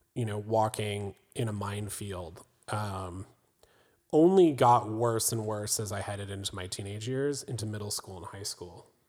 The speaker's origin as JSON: {"language": "English", "town": "Raleigh", "region": "North Carolina", "country": "United States", "tie": "born or raised there", "said": "I was born on the East Coast in Raleigh, North Carolina."}